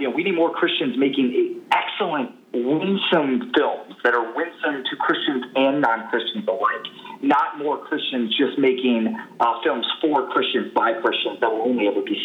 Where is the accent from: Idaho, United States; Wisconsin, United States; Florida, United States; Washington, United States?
Florida, United States; Tampa; Deep roots in Tampa. I'm a sixth-generation native.